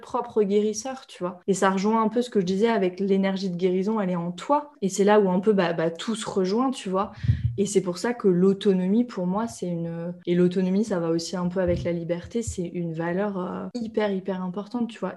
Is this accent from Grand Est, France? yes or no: yes; Reims, Grand Est, France; moved away; also born or lived in India; à Reims, là où j'ai grandi